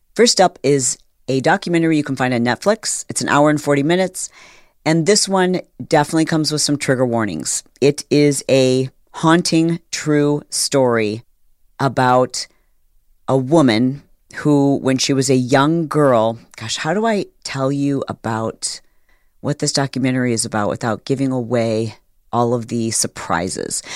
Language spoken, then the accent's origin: English; Detroit, Michigan, United States; I was born in Detroit